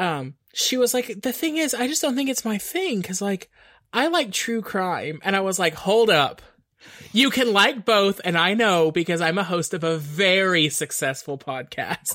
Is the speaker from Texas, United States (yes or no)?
yes; East Texas, United States; now in San Antonio, United States; there was this Tex Mex place in my hometown called Cancun Dave's